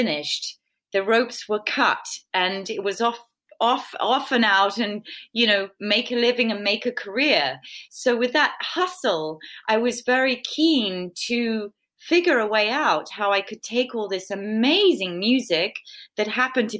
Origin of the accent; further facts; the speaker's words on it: England, United Kingdom; I'm British